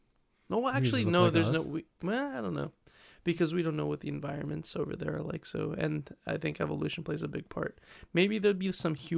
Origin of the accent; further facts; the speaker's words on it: Detroit, Michigan, United States; I grew up in Detroit. I'm just from another time.